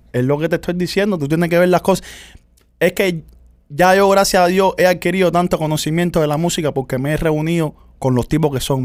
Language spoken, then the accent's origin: Spanish; Cuba; nosotros los cubanos